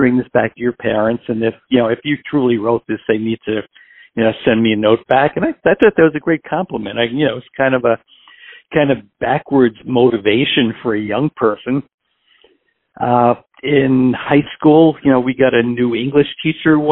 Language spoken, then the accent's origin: English; New York City, New York, United States; moved away as an adult; also born or lived in Houston, Texas / Pittsburgh, Pennsylvania; now in Hillsborough, United States; originally I'm from New York City. I was actually adopted at birth in New York City at the time, at the time of my birth. Grew up there and lived there until I was just about 40 years old